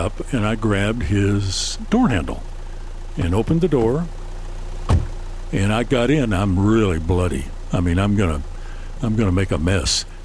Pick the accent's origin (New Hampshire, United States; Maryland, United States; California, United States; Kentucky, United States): Kentucky, United States; Paintsville; my hometown of Paintsville